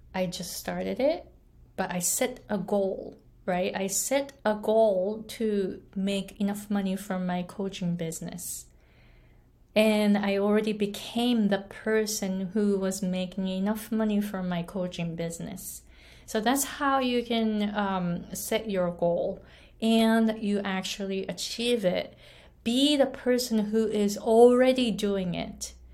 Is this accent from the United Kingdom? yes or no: no; Japan; English is a second language; moved away as an adult; also born or lived in United States; now in Hawaii, United States; I was born and raised in Japan, didn't speak English at all, came to the US